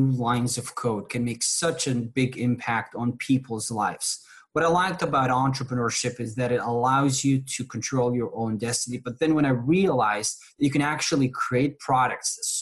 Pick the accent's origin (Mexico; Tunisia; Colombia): Tunisia; moved away as an adult; now in McAllen, United States; I grew up in a small country in North Africa called Tunisia.